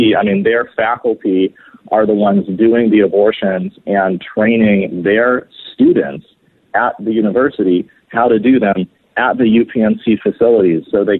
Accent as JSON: {"language": "English", "region": "California", "country": "United States", "said": "my home state of California"}